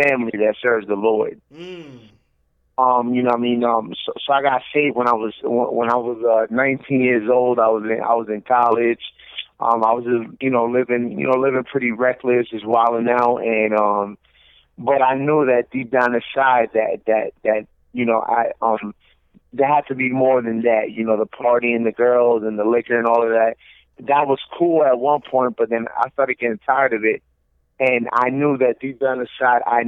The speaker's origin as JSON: {"language": "English", "region": "New Jersey", "country": "United States", "tie": "born or raised there", "also_born_or_lived": "New York City, New York", "moved": "as an adult", "lives_now": "Orlando, United States", "said": "I was born in New York City, Washington Heights, New York City, and raised in New Jersey. And I'm currently in Orlando, Florida"}